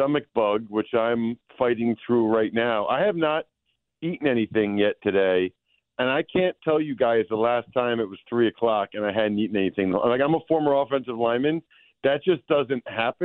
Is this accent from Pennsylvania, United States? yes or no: yes; Pennsylvania, United States; I'm from Pennsylvania